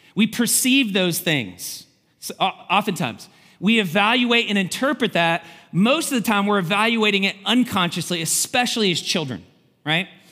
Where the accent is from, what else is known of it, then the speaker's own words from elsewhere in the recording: Kentucky, United States; moved away; Kentucky. I'm from Kentucky